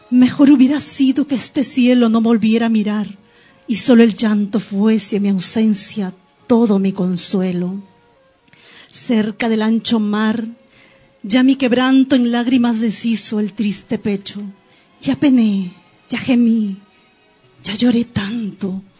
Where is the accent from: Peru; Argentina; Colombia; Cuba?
Peru; Lima; debo aclarar aquí que no soy arequipeña exactamente, yo soy limeña